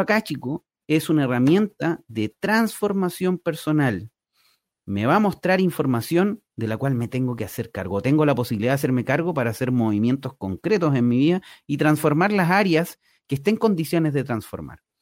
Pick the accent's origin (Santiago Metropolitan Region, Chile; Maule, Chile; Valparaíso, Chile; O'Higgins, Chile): Maule, Chile; Talca; moved away as an adult; also born or lived in Concepción; now in San Pedro de la Paz, Chile; yo soy talquino